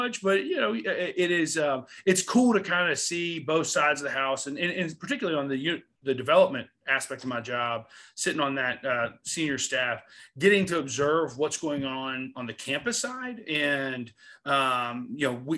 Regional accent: Raleigh, North Carolina, United States; moved away; I grew up in Raleigh.

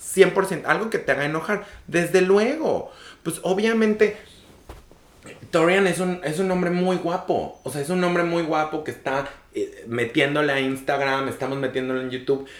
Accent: Mexico; yo soy un muchachillo mexicano, latino

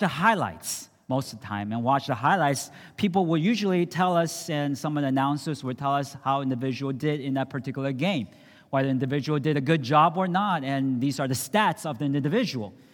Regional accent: San Francisco, California, United States; I grew up in San Francisco

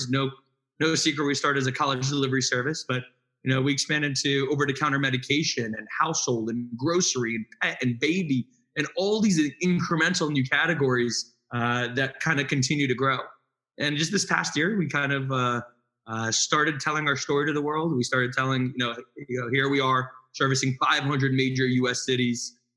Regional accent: New Jersey, United States; So, our first day of college, uh, Yakir and I went to Drexel I moved from North Jersey. He moved from South Jersey, which was a shorter commute from him.

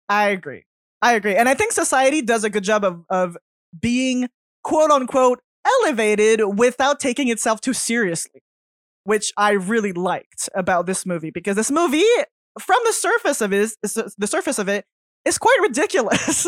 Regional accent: Canada; I'm French, so I'm French Canadian

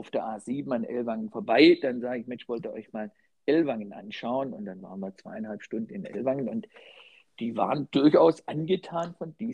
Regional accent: Baden-Württemberg, Germany; now in Düsseldorf, Germany; was in Düsseldorf natürlich hilfreich war als Schwabe hält man das Geld zusammen

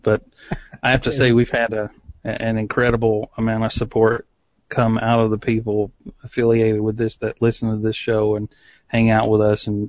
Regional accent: East Tennessee, United States; But I grew up in East Tennessee. There are no shots longer than 100 yards. There's hills and trees and everything.

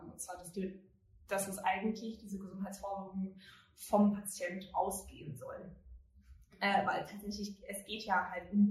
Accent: United Kingdom; German is a second language; moved away as an adult; now in Germany; ich komme aus Großbritannien, ich wohne erst seit vier Jahren in Deutschland

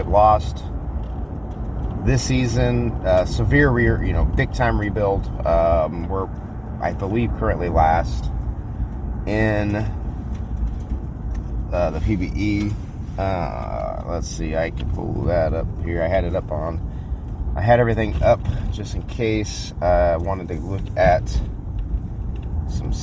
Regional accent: Kansas City, United States; I'm from Kansas City

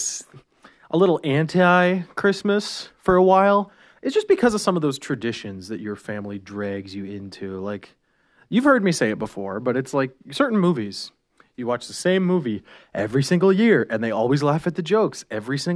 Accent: Canada; we're Canadian.

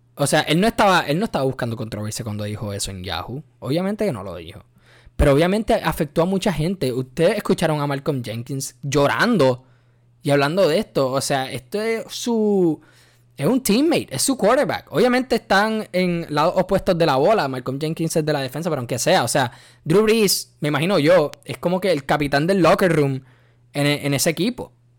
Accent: Puerto Rico; yo soy boricua hasta la muerte, nacido y criado en, en Puerto Rico

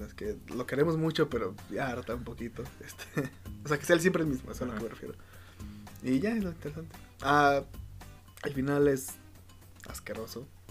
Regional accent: Mexico; siendo mexicano

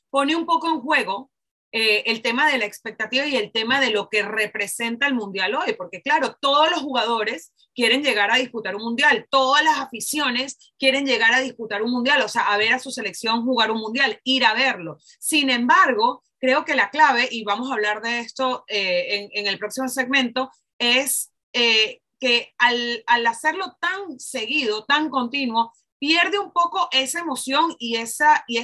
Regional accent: Mexico; Como mexicana, además porque los mexicanos son los que más

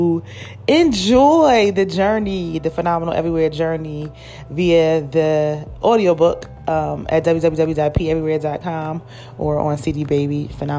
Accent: Philadelphia, Pennsylvania, United States; I'm from Philly.

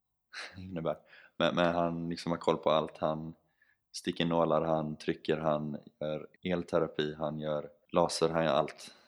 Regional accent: Sweden; moved away as an adult; som svensk

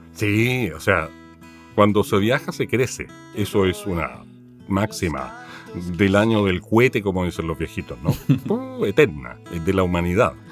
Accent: Chile

